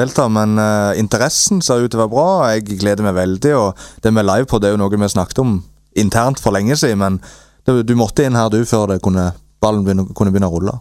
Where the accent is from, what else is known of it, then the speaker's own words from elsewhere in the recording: Egersund, Rogaland, Norway; jeg er født og oppvokst i Egersund.